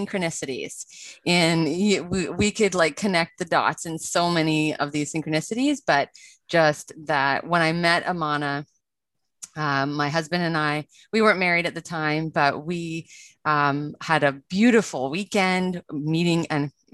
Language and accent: English; Vancouver, British Columbia, Canada; I grew up in Vancouver, British Columbia in Canada